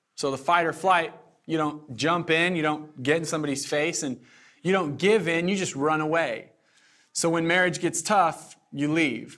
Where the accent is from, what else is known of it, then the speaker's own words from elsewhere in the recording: Southern Oregon, United States; now in Eugene, United States; I'm from Southern Oregon